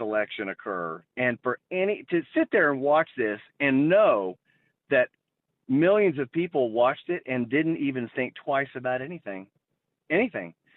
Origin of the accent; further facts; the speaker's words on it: United States; now in Littleton, United States; as an American, right? As an American citizen and a voter